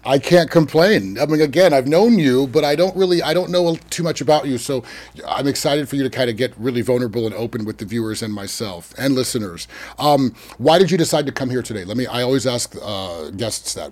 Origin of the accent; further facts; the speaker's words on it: Sonoma County, California, United States; I was raised in Sonoma County and I was raised in a suburb